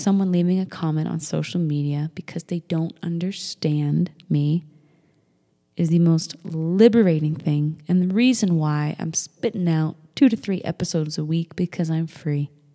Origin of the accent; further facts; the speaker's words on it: Manchester, New Hampshire, United States; we grew up in Manchester, New Hampshire